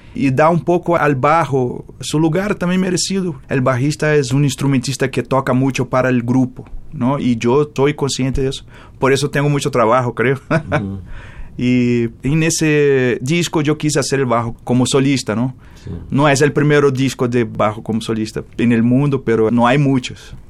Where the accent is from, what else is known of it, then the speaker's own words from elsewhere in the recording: Rio de Janeiro, Brazil; Spanish is a second language; moved away as an adult; now in Mexico; Yo nací en Rio de Janeiro, en Botafogo, el barrio de Garrincha